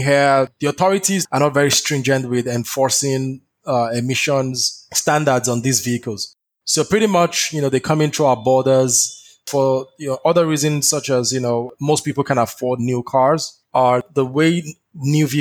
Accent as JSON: {"language": "English", "region": "Southwest Nigeria", "country": "Nigeria", "tie": "born or raised there", "moved": "as an adult", "said": "I'm from Nigeria, you know, I'm from Southwest Nigeria"}